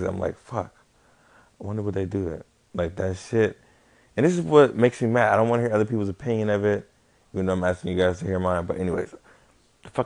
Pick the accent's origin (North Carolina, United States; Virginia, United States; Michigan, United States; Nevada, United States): Nevada, United States; Las Vegas; I'm probably from Vegas. I've been here my life